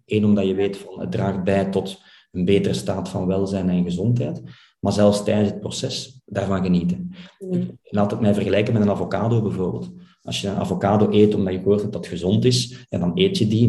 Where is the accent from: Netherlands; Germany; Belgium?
Belgium; Flanders; wij als Vlaming